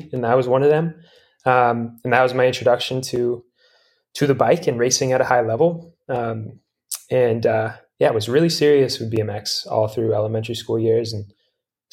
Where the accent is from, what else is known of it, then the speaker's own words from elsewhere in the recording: Durango, Colorado, United States; I'm from Durango, Colorado